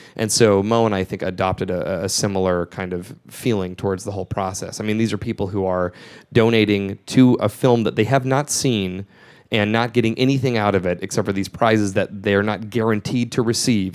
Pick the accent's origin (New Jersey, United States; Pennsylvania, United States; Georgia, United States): Georgia, United States; moved away; the home where I grew up in Georgia